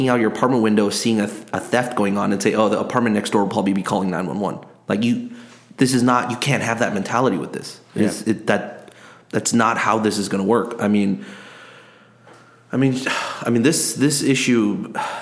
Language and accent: English; South Korea; moved away as an adult; now in United States; I didn't grow up here. I grew up overseas. I grew up in Korea.